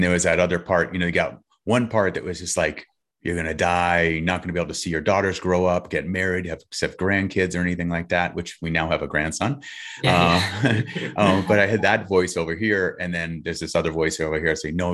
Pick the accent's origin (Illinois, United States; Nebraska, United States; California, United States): California, United States; We're from California.